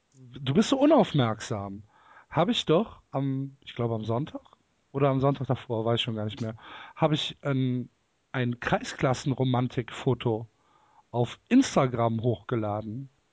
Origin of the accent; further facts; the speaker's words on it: Cologne, North Rhine-Westphalia, Germany; ich komme aus Köln